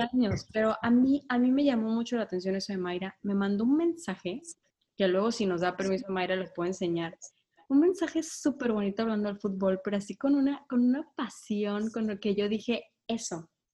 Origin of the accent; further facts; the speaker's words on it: Sinaloa, Mexico; Soy de Sinaloa